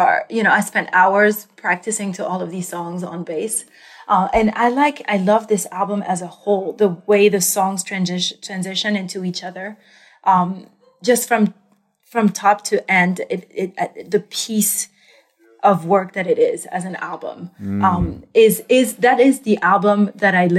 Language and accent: English; France; moved away as an adult; also born or lived in New York; I grew up in France and I moved to New York to find my voice